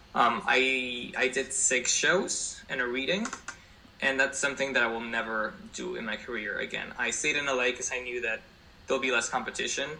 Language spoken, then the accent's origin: English; Spain; English is a second language; moved away as an adult; now in New York City, United States; I was born and raised in Spain